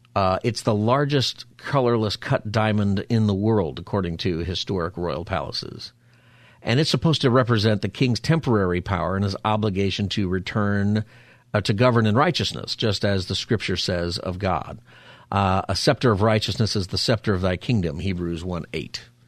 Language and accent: English; United States; as an American